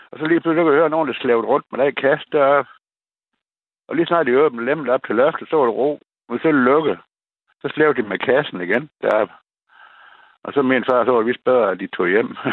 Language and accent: Danish; Læsø, North Denmark Region, Denmark; jeg kommer fra Læsø